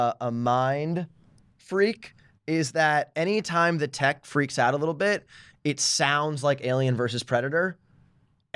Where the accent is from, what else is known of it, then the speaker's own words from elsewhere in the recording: New York, United States; now in Venice, United States; I am from New York